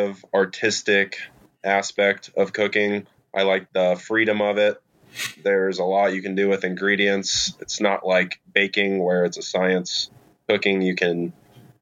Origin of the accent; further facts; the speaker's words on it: Dayton, Ohio, United States; moved away as an adult; also born or lived in Cincinnati, Ohio; now in Indianapolis, United States; I grew up in Dayton, Ohio